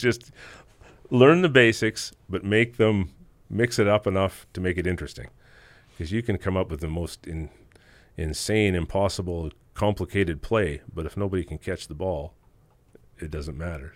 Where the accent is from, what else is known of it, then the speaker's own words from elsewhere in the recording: Simpson, Saskatchewan, Canada; moved away as an adult; now in Meadow Lake, Canada; still living back in my hometown, Simpson, Saskatchewan, an hour and a half southeast of Saskatoon.